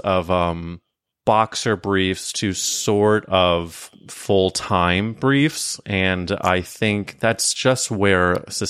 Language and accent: English; Midwest, United States; because I grew up in the Midwest